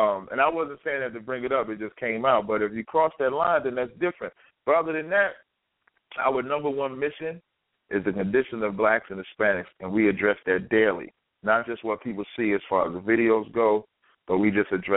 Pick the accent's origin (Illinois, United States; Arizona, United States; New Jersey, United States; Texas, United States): New Jersey, United States; Jersey City; I'm from Jersey City